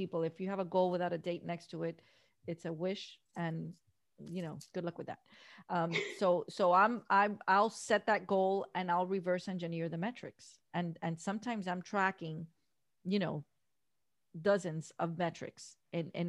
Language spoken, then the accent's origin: English; Miami, Florida, United States; Born and raised in Miami, we don't have mountains here.